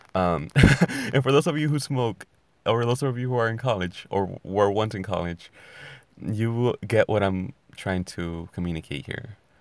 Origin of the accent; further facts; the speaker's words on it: California, United States; I'm from California